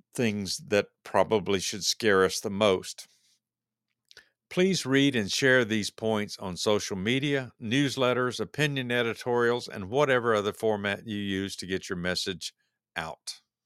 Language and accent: English; United States; we as American, uh, voters and taxpayers